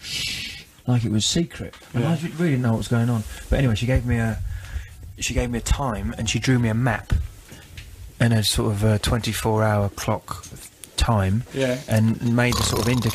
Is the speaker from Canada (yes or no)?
no; England, United Kingdom; I'm an Englishman in Peru